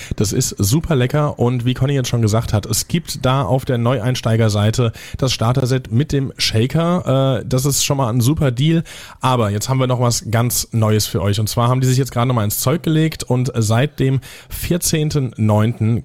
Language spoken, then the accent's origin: German; area between Niederbrechen and Villmar, Hesse, Germany; moved away; aus meiner Ecke kommt. Das war zwischen, Achtung, äh, jetzt festhalten, es sind auch lustige Ortsnamen, zumindest einer davon. Es war zwischen Niederbrechen und Filmer